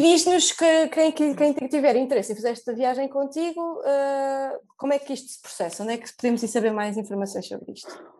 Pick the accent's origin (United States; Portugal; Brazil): Portugal; a que temos enquanto portugueses